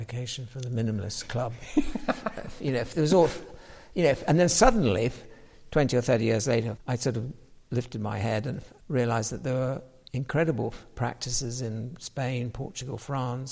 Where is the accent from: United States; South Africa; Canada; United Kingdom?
United Kingdom; Halifax, Yorkshire and the Humber; now in Oxfordshire, United Kingdom; being English and being from Halifax in Yorkshire